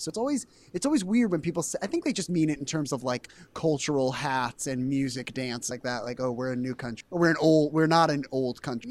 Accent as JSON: {"language": "English", "region": "East Coast", "country": "United States", "moved": "yes", "lives_now": "Cleveland, United States", "said": "I'm from the East Coast."}